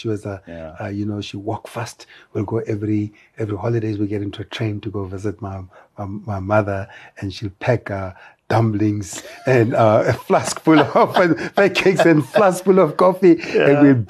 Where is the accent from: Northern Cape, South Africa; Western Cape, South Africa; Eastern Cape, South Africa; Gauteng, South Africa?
Northern Cape, South Africa; Kimberley; So I was born in Kimberley. It was Kimberley's where the diamond rush started.